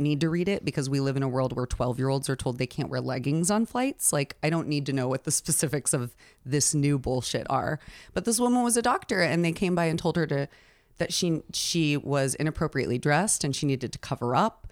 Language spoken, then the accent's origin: English; Oklahoma, United States; moved away; I'm from Oklahoma